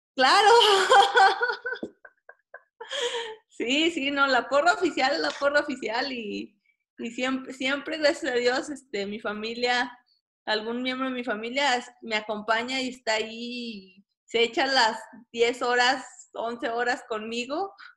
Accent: Durango, Mexico; also born or lived in Guanajuato / Tabasco; soy originaria de Durango

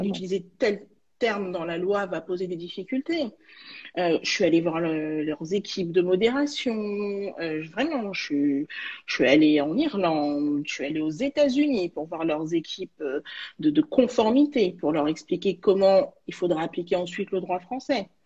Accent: Saint-Ouen, Île-de-France, France; also born or lived in Villetaneuse / Val-de-Marne; j'ai grandi à Villetaneuse et puis à Saint-Ouen

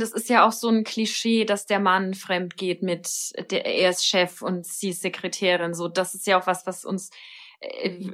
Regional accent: Germany; bei uns in Deutschland

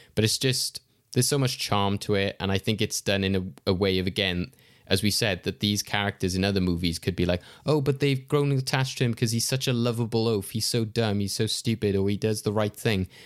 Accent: United Kingdom; as a Brit

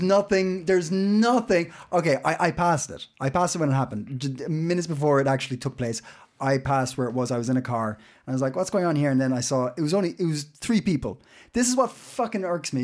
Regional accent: Ireland; now in Copenhagen, Denmark; we all live here in Copenhagen. Uh, I'm Irish

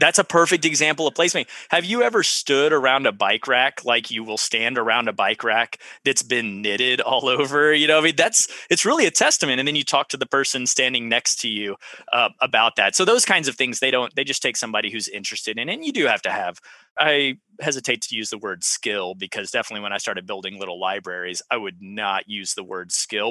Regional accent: Central Texas, United States; I was from Central Texas

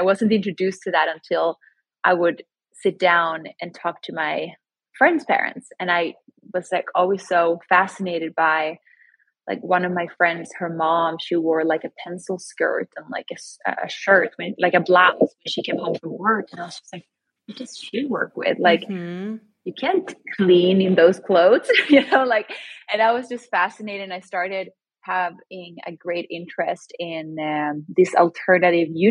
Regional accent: Sweden; born or raised there; now in New York City, United States

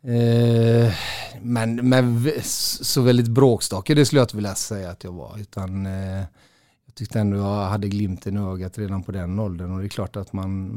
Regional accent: Gothenburg, Västra Götaland, Sweden; also born or lived in Partille; jag är uppväxt i Göteborg

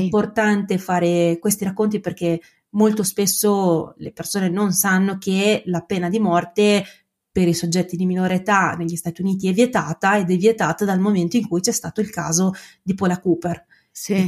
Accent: Bologna, Emilia-Romagna, Italy; accent: Emilian-Romagnol; sono un avvocato, sono di Bologna

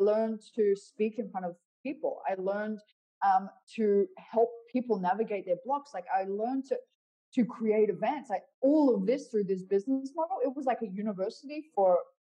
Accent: Perth, Western Australia, Australia; my hometown of Perth

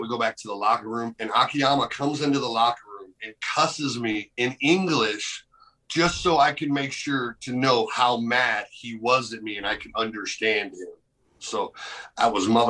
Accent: United States; I'm an American

